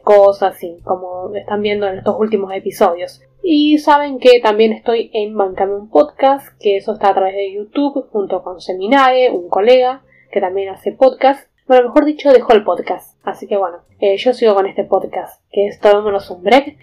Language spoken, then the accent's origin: Spanish; Argentina